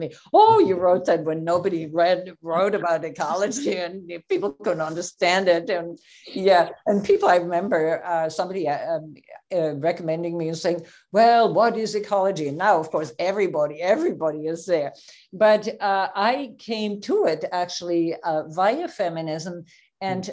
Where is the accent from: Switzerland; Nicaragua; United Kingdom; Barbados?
Switzerland; I grew up in Switzerland